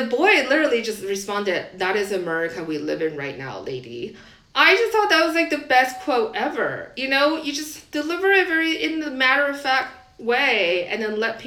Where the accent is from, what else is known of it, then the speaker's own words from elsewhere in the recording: Taiwan; moved away as an adult; I grew up in Taiwan, that's how our education system is